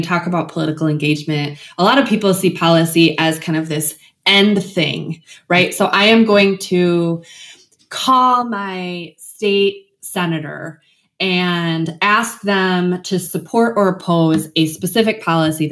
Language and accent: English; West Michigan, United States; moved away as an adult; also born or lived in New Jersey / Washington, D.C.; now in Northeast Ohio, United States; I'm originally from West Michigan, lived in New Jersey, lived in DC, kind of lived all over. Now that I'm in Northeast Ohio